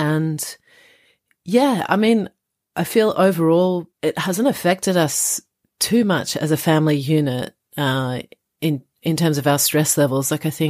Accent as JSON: {"language": "English", "country": "Australia", "also_born_or_lived": "France", "lives_now": "London, United Kingdom", "said": "I am Australian French and I currently live in Greater London"}